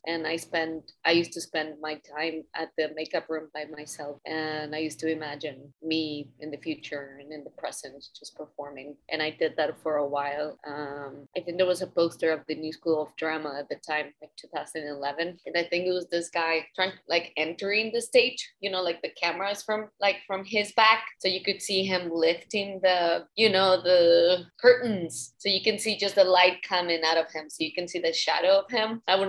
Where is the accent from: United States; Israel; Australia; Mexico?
Mexico; as you just said, I'm from Mexico, so a lot of the culture, it was like the novelas and things like that.